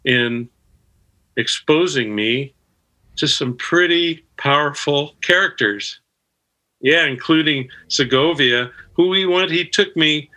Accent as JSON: {"language": "English", "town": "Los Angeles", "region": "California", "country": "United States", "tie": "born or raised there", "said": "I grew up in West LA. I grew up in Cheviot Hills"}